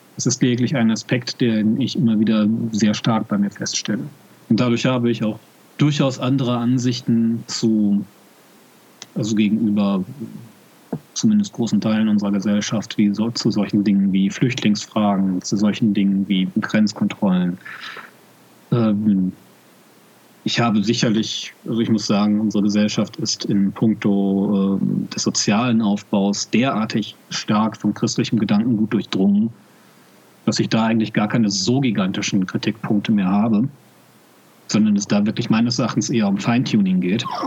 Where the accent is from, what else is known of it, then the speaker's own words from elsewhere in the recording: Germany; Ich sehe mich zwar als deutschen Katholiken